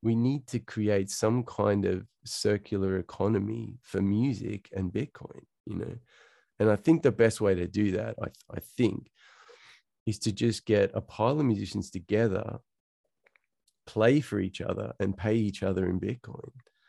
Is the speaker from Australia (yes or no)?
yes; Central Coast, New South Wales, Australia; also born or lived in Sydney; Okay. So born and raised in Sydney, Australia. Born in Hornsby, but then we moved pretty quickly to the Central Coast. So I kind of grew up, you know, if you can imagine Home and Away.